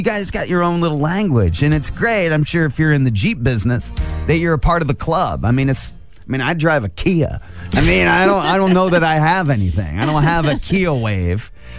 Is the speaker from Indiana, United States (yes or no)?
yes; Angola, Indiana, United States; now in Fort Wayne, United States; I grew up in Angola.